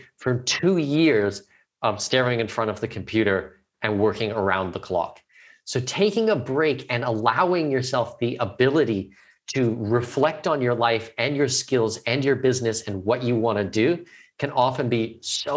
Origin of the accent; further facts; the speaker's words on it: Canada; I'm Canadian, I'm not American